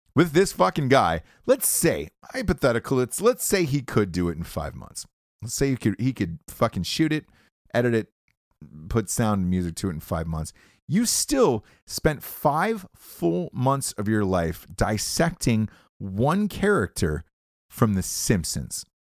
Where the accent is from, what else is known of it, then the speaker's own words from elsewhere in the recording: Georgia, United States; moved away as an adult; also born or lived in Ohio; I'm from Georgia and it's hot.